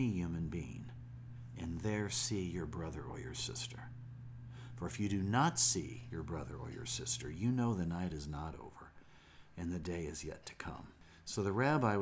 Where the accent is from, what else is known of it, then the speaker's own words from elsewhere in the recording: Springfield, Illinois, United States; When I was a little boy growing up in Springfield, Illinois